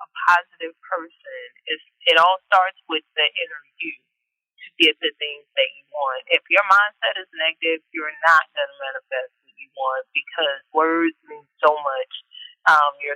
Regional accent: Northeast Louisiana, United States; now in Maryland, United States; I am originally born and raised in Northeast Louisiana

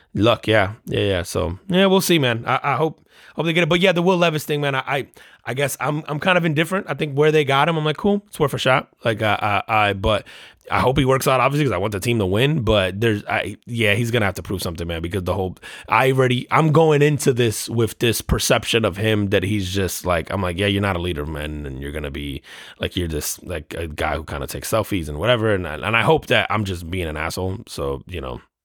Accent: New Jersey, United States; growing up in New, in New Jersey

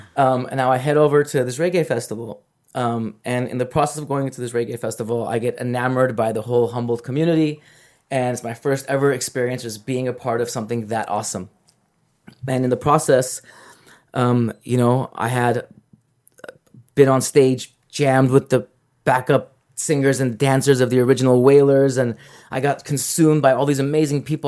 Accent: Los Angeles, California, United States; I'm from Los Angeles

